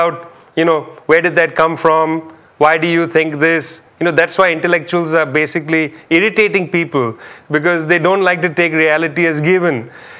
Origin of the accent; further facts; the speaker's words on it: Kolkata, West Bengal, India; now in United States; I'm an Indian. I was born in Calcutta. I grew up for most of my childhood in India. I came to the United States. I become part of the diaspora.